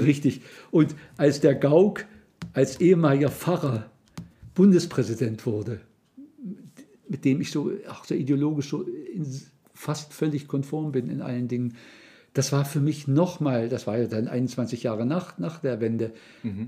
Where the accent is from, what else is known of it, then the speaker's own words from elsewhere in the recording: Saxony-Anhalt, Germany; ich komme aus Mitteldeutschland, aus dem Land Luthers, Sachsen-Anhalt